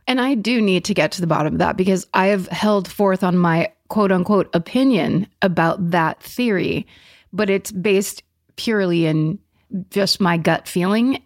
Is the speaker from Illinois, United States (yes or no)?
no; Petaluma, California, United States; my hometown, when I was growing up in Petaluma in the seventies